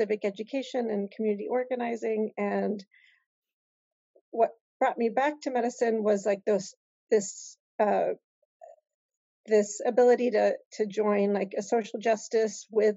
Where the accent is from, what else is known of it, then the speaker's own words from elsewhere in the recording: Indianapolis, Indiana, United States; also born or lived in Algeria; came to Indianapolis when I was 5 and grew up there